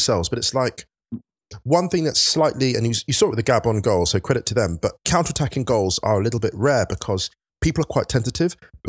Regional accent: England, United Kingdom; I grew up in the sticks. I'm a bit more scarred. You people, you're Londoners. I'm not a Londoner, right? I didn't grow up in London. So here's the thing. I grew up just outside.

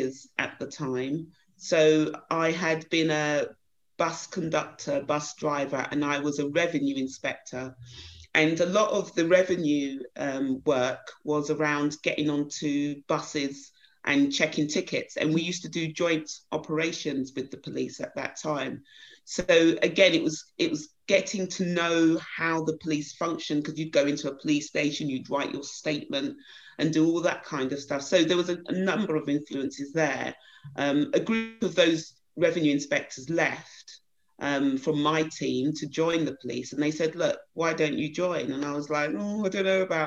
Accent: Croydon, London, United Kingdom; So I was brought up in Croydon, a little place just outside the town, outside London, local Croydon. So I was born and bred there

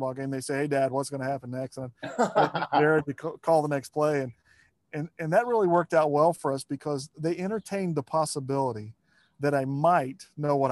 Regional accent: Lima, Ohio, United States; I was born in Lima, Ohio

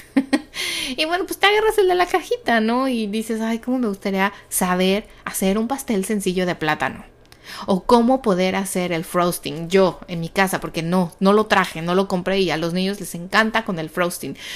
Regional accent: Mexico; soy de México

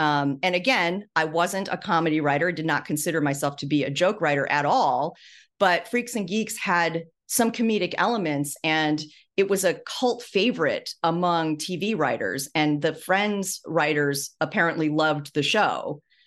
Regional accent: Midwest, United States; moved away; I'm from, uh, the Midwest. My parents were Taiwanese immigrants, and, um, you know, they settled in the Midwest

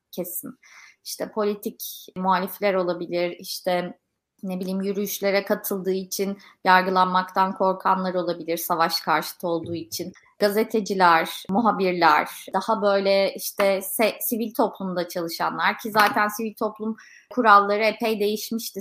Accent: Turkey; Kendime de bir Türk olarak eleştirel bakıyorum hep.

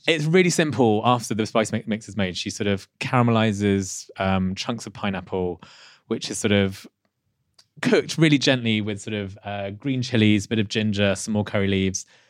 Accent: Leicester, East Midlands, United Kingdom; not far from where I was born in Leicester.

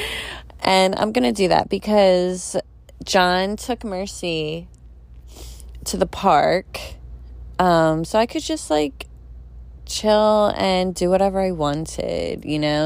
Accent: Philadelphia, Pennsylvania, United States; I grew up in Philly. You go to Philly or South Jersey, we say water. It's W O O D E R

